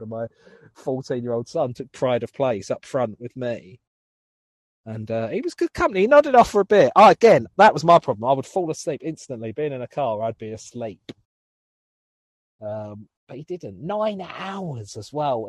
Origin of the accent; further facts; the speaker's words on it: Southend-on-Sea, East of England, United Kingdom; to go and do two gigs in my hometown